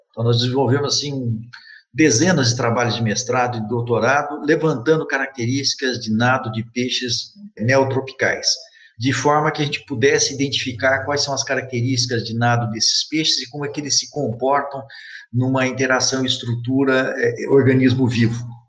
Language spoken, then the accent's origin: Portuguese; Mococa, São Paulo, Brazil; moved away as an adult; also born or lived in Belo Horizonte; now in Itajubá, Brazil; eu sou um cidadão de, do interior do estado de São Paulo, que eu sou de Mococa